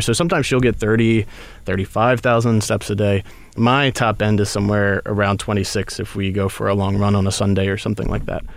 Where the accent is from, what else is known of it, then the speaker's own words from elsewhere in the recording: Baltimore, Maryland, United States; I'm from Baltimore